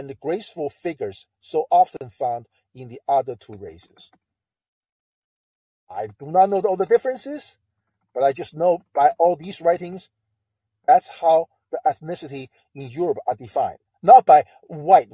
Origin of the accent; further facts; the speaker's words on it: China; now in Delaware, United States; I grew up in China